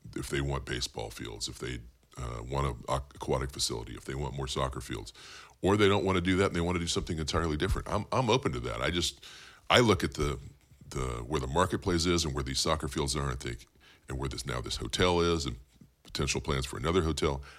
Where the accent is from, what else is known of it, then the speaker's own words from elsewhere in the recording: Bakersfield, California, United States; also born or lived in San Jose; I was born in Bakersfield, born and raised in Bakersfield